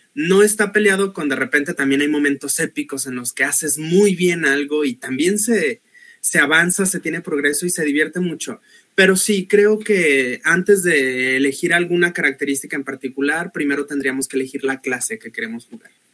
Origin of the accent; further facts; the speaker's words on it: Guadalajara, Jalisco, Mexico; soy de Guadalajara, Jalisco.